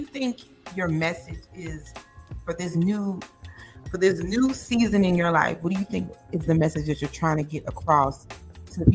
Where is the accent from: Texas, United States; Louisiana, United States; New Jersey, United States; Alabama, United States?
New Jersey, United States; Browns Mills; And I was born in North New Jersey, but I was raised in Browns Mills. And Browns Mills is basically by the base.